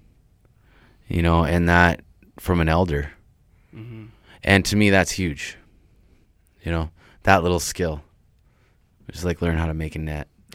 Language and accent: English; Vancouver, British Columbia, Canada; also born or lived in New York; I grew up on the reserve. I grew up in East